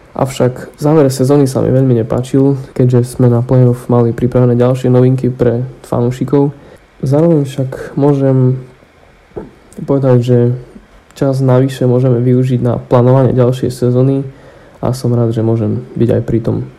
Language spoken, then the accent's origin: Slovak; Košice, Košice Region, Slovakia; moved away; v mojom rodnom meste z HC Košice